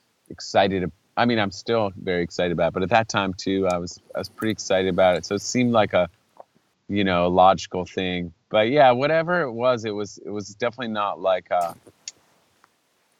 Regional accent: Saratoga, California, United States; moved away as an adult; also born or lived in Berkeley, California / Santa Barbara, California / Augusta, Georgia / San Francisco, California; growing up in Saratoga

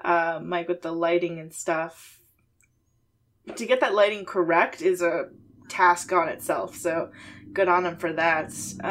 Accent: Canada; It doesn't matter. I'm Canadian.

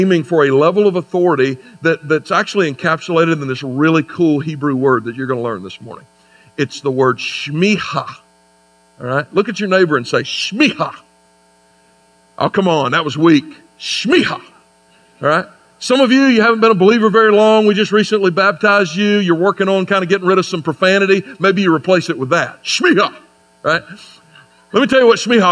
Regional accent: United States; I have students at Anderson University where I teach in my home state

